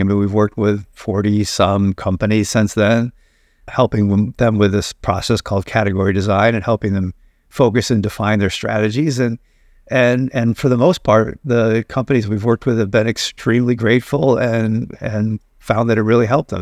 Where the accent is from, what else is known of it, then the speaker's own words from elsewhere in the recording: Binghamton, New York, United States; I grew up in Binghamton, New York